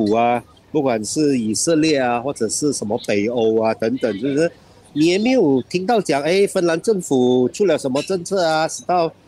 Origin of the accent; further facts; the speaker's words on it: Sabah, Malaysia; 嗯，在我老家沙巴，这个更不用说了，是不是？